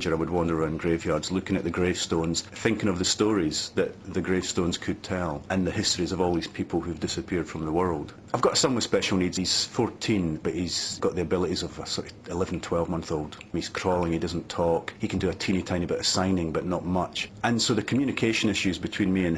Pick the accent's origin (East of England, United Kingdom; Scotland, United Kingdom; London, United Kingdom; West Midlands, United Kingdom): Scotland, United Kingdom; east central; moved away as an adult; also born or lived in Edinburgh; town in east central Scotland. There were only about 7,000 people in the town and everybody seemed to be related to everybody else